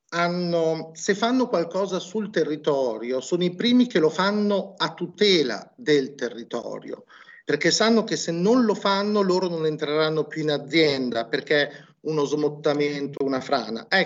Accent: Emilia-Romagna, Italy; Noi qui siamo romagnoli, quindi non abbiamo problemi lo facciamo

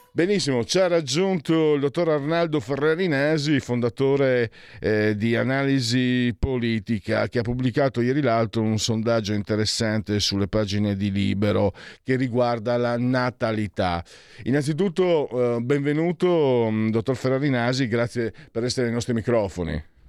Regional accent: San Vito al Tagliamento, Friuli-Venezia Giulia, Italy; io che tra l'altro sono di Servito Tagliamento e non di Pordenone

